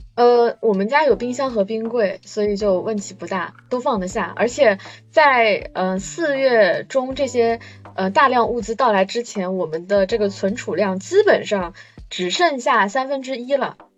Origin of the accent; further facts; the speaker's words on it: Shanghai, China; 我在上海生活了将近快三十年